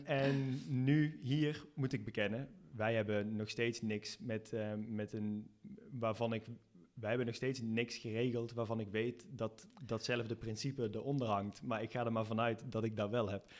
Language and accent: Dutch; Netherlands; now in Spain; als Nederlander